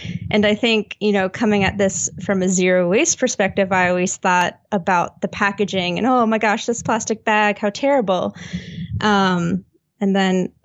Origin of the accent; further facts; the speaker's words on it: United States; I am an American living in a place with awful public transport